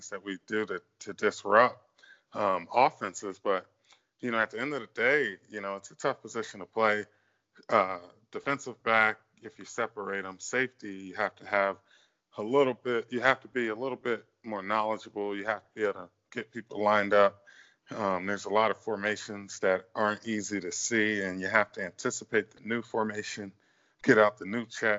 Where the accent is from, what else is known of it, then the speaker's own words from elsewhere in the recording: Northern Virginia, United States; I'm from Northern Virginia